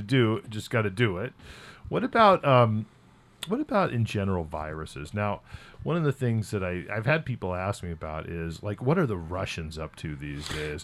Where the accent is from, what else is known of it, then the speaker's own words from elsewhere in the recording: California, United States; now in Nashville, United States; I grew up in California